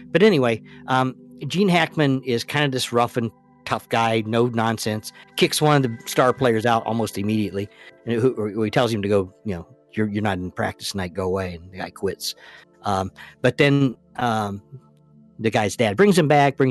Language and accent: English; Indiana, United States; I am a Hoosier. I come from Indiana, and I grew up in Indiana, and I grew up in the basketball craze.